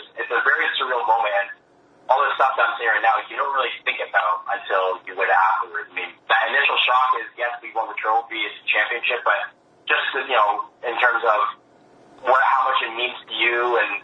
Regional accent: Canada

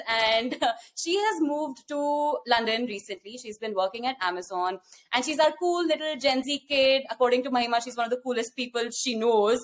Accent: India; born or raised there; accent: Indian; moved away as an adult; also born or lived in West Lafayette, Indiana / Los Angeles, California; now in United States

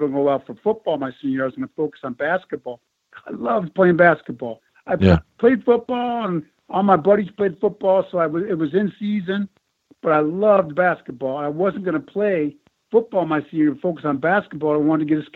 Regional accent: Buffalo, New York, United States; Being born and raised in Buffalo in the winters here.

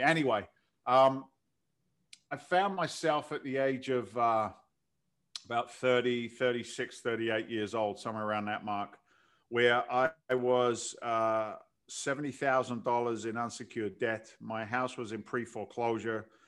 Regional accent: London, United Kingdom; moved away as an adult; also born or lived in New York City; now in United States; in eighty-six, I came from London, so I'm an im, I'm an immigrant to the country

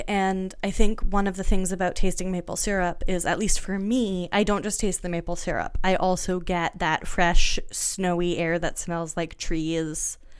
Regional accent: New England, United States; also born or lived in Canada; I grew up in New England and in Canada. I have lived my whole life in maple syrup country.

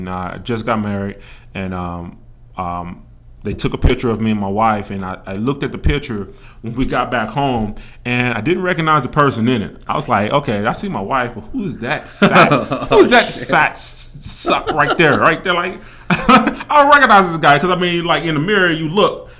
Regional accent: Kansas City, Missouri, United States; moved away as an adult; now in Las Vegas, United States; I'm coming from Kansas City, Missouri. I've been in Las Vegas for roughly 15 years

